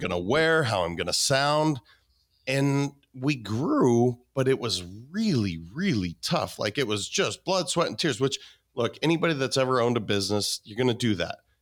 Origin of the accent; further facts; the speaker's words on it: Montana, United States; I'm a kid from Montana